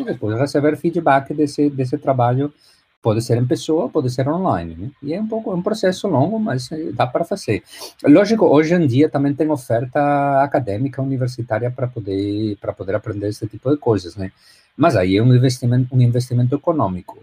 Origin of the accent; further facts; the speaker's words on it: A Coruña, Galicia, Spain; Portuguese is a second language; moved away as an adult; now in Miami, United States; Eu sou espanhol, nasci na Espanha, na, na Galícia